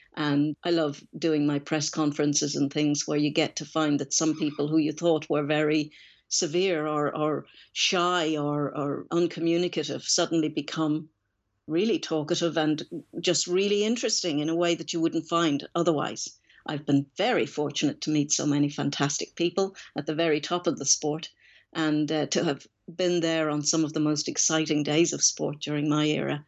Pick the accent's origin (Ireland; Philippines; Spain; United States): Ireland; Dublin, Leinster; I was born in Reardon, Dublin